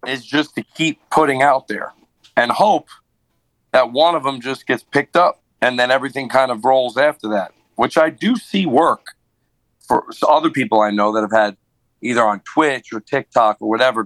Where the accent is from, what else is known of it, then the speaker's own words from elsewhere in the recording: Long Island, New York, United States; moved away as an adult; now in Nashville, United States; Long Island, which is where I'm originally from